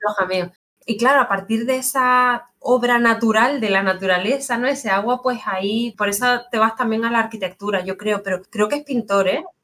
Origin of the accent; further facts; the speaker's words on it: Canary Islands, Spain; como soy canaria